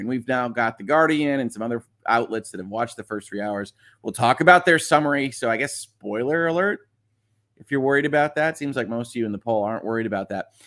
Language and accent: English; United States; as an American